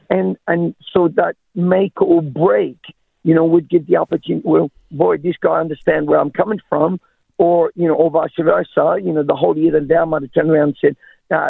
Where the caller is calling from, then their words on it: Townsville, Queensland, Australia; From Townsville.